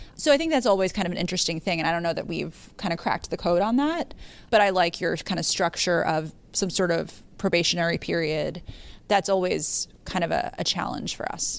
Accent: Yonkers, New York, United States; also born or lived in Bronx; I'm from Yonkers, you know, I went to school in the Bronx

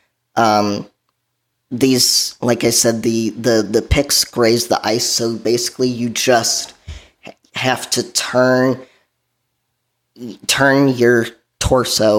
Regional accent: southwest suburbs of Chicago, Illinois, United States; So I grew up in the Chicagoland area. I grew up in the southwest suburbs of Chicago

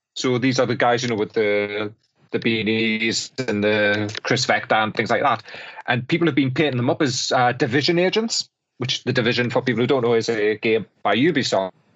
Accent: Newcastle upon Tyne, North East England, United Kingdom; I'm a Geordie

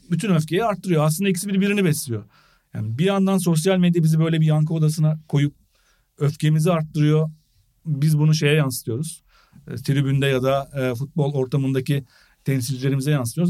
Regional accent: Eskişehir, Turkey; ben Eskişehirliyim

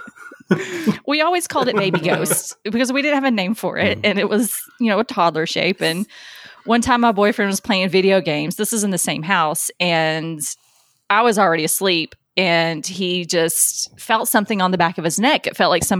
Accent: near Adams, Tennessee, United States; now in Arizona, United States; I grew up really close to Adams, Tennessee, which is home of the Bell Witch

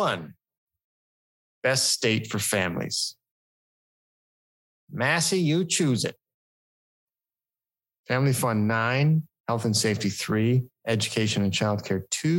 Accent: Arizona, United States; My home state of Arizona

